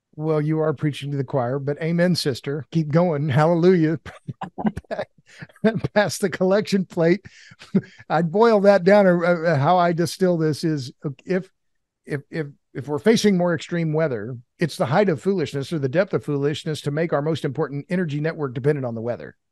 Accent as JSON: {"language": "English", "region": "Oklahoma", "country": "United States", "moved": "yes", "lives_now": "Texas, United States", "said": "I've lived in Texas. I'm from Oklahoma."}